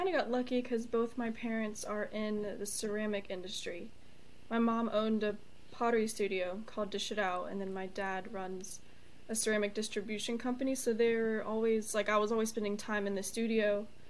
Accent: Charlotte, North Carolina, United States; Charlotte, North Carolina.

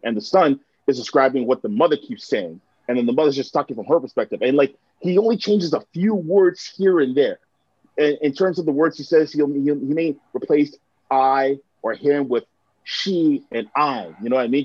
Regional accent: Mississauga, Ontario, Canada; also born or lived in Hamilton, Canada / Oakville, Canada; a lot of like my elementary school years and high school years are spent in in uh, in Mississauga, and a lot of like my uh, adolescence was spent there as well

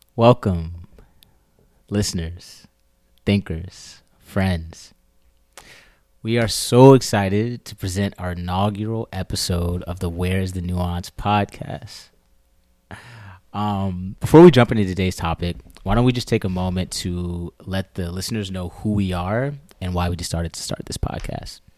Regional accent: Maryland, United States; moved away as an adult; now in New York, United States; I was born and raised in Maryland, uh, right outside of the D C area

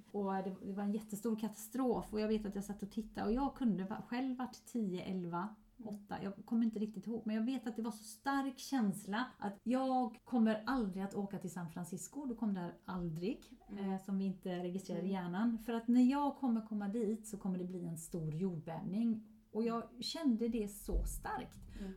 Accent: Sweden; also born or lived in Gothenburg, Sweden; hemma i Sverige

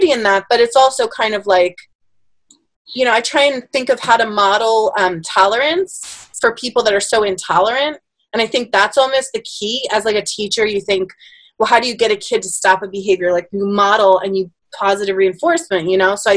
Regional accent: Bristol, Pennsylvania, United States; when I grew up in Bristol, I was one of the only Germans

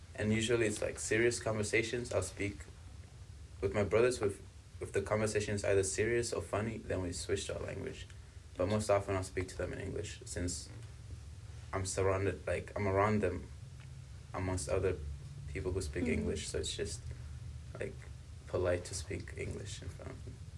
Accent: South Africa; also born or lived in Congo; now in United States; I was born in Congo, but I was raised in South Africa.

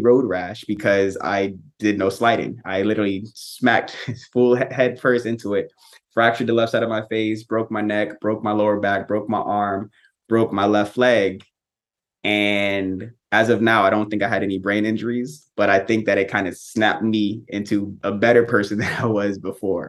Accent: Tampa, Florida, United States; born and raised in Tampa, Florida

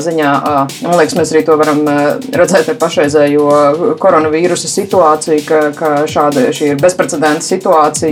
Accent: Latvia; mēs latvieši

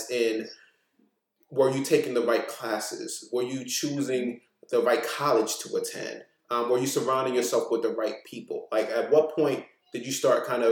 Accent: New York City, New York, United States; also born or lived in Maryland; the things that I gained from growing up in Brooklyn.

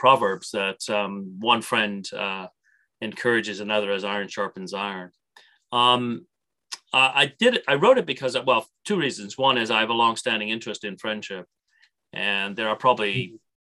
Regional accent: Canada; an Irish Canadian

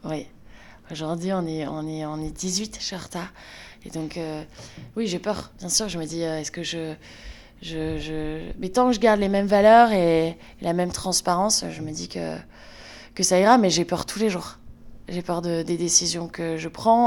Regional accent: Lille, Hauts-de-France, France; moved away as an adult; now in Brussels, Belgium; je suis originaire de Lille, dans le nord de la France, et je vis à Bruxelles depuis 8 ans

